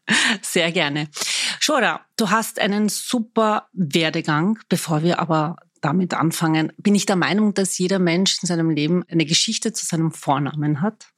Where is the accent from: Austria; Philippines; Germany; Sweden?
Austria; Vienna; Ich bin waschechte Wienerin